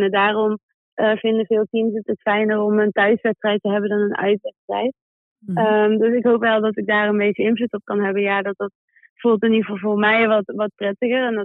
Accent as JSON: {"language": "Dutch", "town": "Manchester", "region": "North West England", "country": "United Kingdom", "said": "Dus ik, ik kom uit Manchester en we vliegen woensdag al terug naar Manchester."}